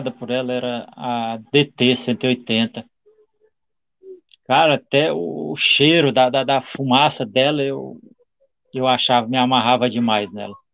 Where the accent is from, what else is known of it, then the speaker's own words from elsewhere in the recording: São Mateus, Espírito Santo, Brazil; also born or lived in Vitória; Eu sou nascido de Vitória, Espírito Santo, sou capixaba, né?